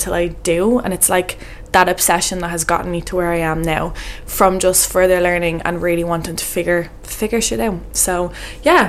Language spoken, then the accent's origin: English; Ireland; moved away as an adult; now in Portugal; I was living away from Ireland